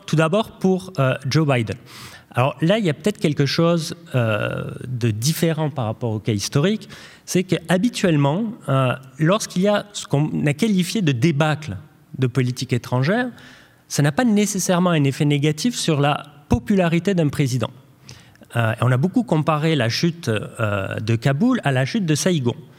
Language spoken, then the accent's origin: French; France; en tant que Français